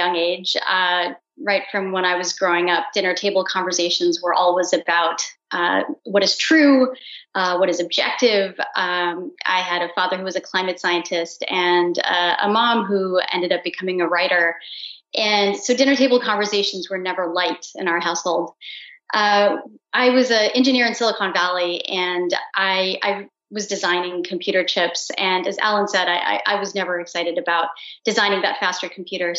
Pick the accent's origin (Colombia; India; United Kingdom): India; I'm Indian